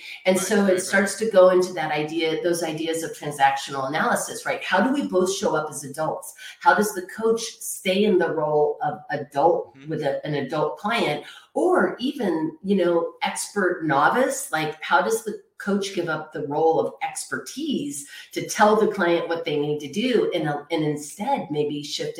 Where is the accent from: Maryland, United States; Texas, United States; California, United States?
Texas, United States; I grew up in Texas. So like maybe cowboys don't cry, right?